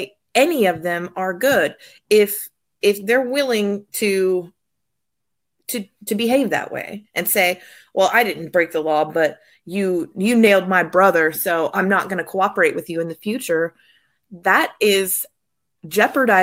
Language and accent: English; Texas, United States; We're from Texas